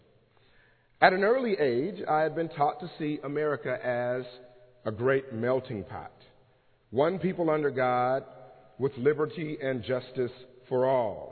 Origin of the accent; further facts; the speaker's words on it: Los Angeles, California, United States; moved away as an adult; now in Pennsylvania, United States; the faith experiences of myself growing up in Los Angeles, California